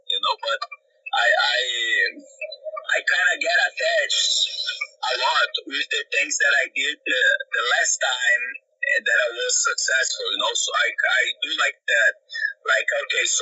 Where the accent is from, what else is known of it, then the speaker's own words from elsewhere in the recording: Brazil; moved away; I have the chance to fight in my hometown